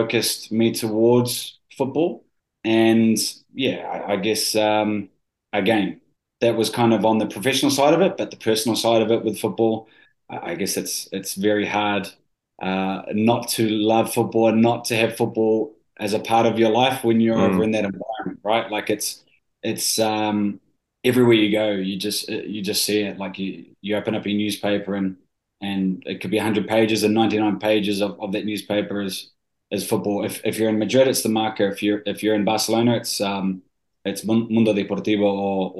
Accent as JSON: {"language": "English", "country": "New Zealand", "tie": "born or raised there", "said": "I am a Kiwi. I grew up in New Zealand."}